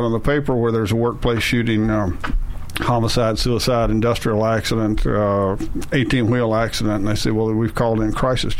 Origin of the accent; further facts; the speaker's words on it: Kentucky, United States; I was saved as a child. I'm from Kentucky, Western Kentucky. So it's a rule. You grow up as a Southern Baptist and you grow up in the church.